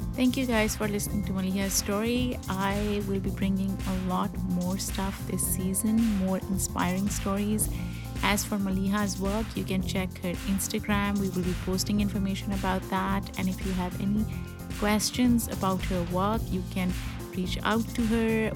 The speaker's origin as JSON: {"language": "English", "country": "Pakistan", "said": "we are both from Pakistan"}